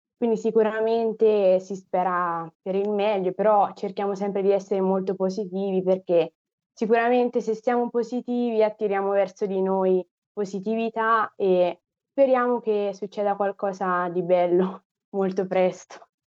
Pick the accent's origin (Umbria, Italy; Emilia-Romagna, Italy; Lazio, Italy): Umbria, Italy; Assisi; also born or lived in Rome; Sono nata a Roma, però poi mi sono trasferita all'età di otto anni ad Assisi, in Umbria